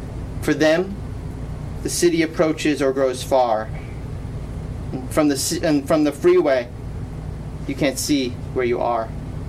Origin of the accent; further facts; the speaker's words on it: Detroit, Michigan, United States; born there; also born or lived in New Orleans; So I was born in Detroit, I lived in New Orleans, and then I ended up in Toronto for school.